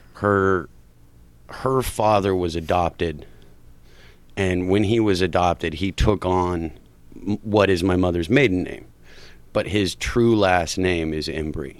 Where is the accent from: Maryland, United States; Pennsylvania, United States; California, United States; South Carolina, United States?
California, United States; Huntington Park; I grew up in Huntington Park